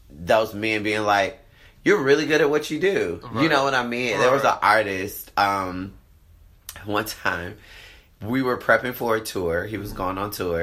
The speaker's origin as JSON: {"language": "English", "town": "Atlanta", "region": "Georgia", "country": "United States", "said": "I'm from Atlanta. I live in Atlanta."}